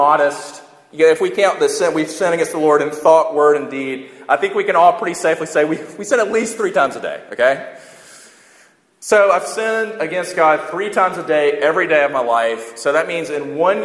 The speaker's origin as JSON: {"language": "English", "country": "United States", "said": "we're Western and we're American"}